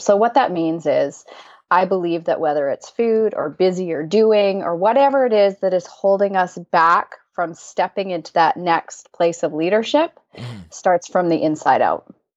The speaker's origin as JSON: {"language": "English", "country": "Canada", "said": "I'm Canadian"}